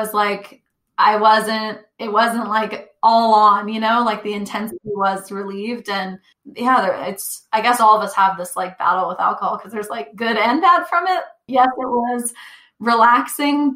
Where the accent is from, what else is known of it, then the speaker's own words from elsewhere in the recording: Northern California, United States; also born or lived in Texas; I was raised in Northern California.